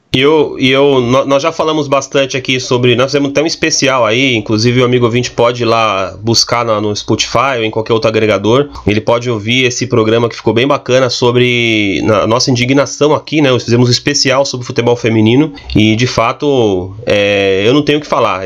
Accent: Barueri, São Paulo, Brazil; eu que sou aqui da cidade de Barueri

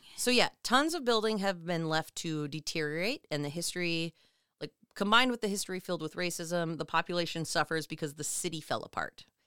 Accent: Minnesota, United States; as a Minnesotan

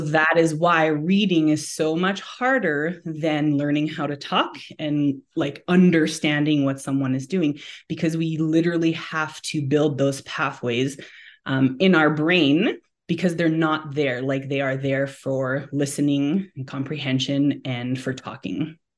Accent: Montreal, Quebec, Canada; now in Alberta, Canada; born and raised in Montreal, but I call Alberta home now and have been here since two thousand and seven

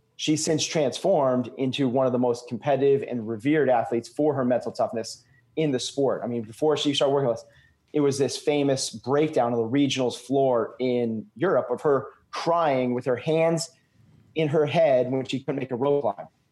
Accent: New England, United States; I'm from New England.

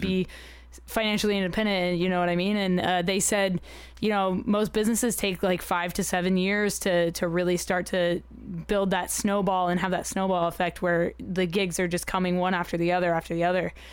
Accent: United Arab Emirates; I grew up in the United Arab Emirates

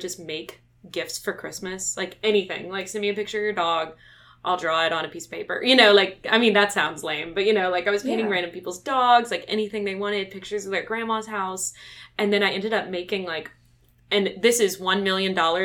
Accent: Baton Rouge, Louisiana, United States; I'm from Baton Rouge, Louisiana. I went to St. Joseph's. I went to LSU

